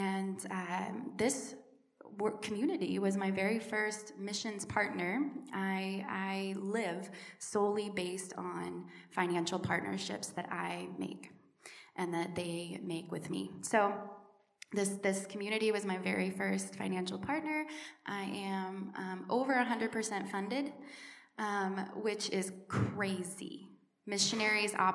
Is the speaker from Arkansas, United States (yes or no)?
yes; Little Rock, Arkansas, United States; moved away as an adult; now in Kenya; I am originally from Little Rock, Arkansas, born and raised